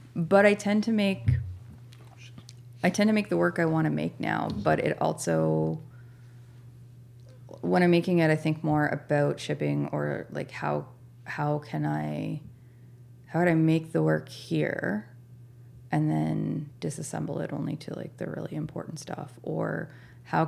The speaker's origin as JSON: {"language": "English", "region": "Nova Scotia", "country": "Canada", "tie": "born or raised there", "also_born_or_lived": "Saskatchewan", "moved": "as an adult", "lives_now": "Newfoundland, Canada", "said": "the place that I grew up in Nova Scotia"}